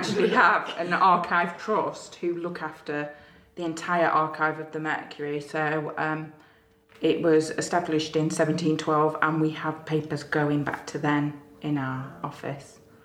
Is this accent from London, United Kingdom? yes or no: no; Mansfield, East Midlands, United Kingdom; moved away as an adult; also born or lived in Sheffield; definitely not local. I am from Mansfield in Nottinghamshire originally